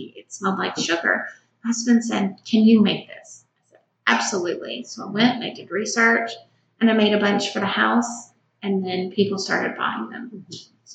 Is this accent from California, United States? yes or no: no; Shreveport, Louisiana, United States; We grew up in Shreveport, Louisiana.